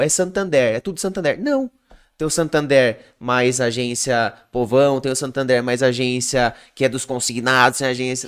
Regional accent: Piracicaba, São Paulo, Brazil; eu sou de Piracicaba

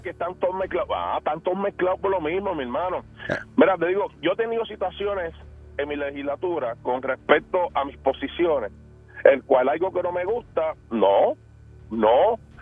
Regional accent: Puerto Rico; soy puertorriqueño y soy de mi pueblo

